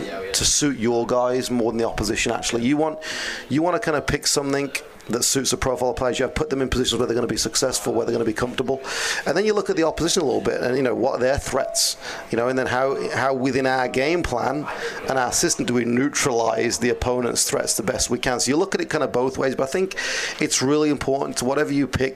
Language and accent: English; Birmingham, West Midlands, United Kingdom; now in United States; Birmingham, England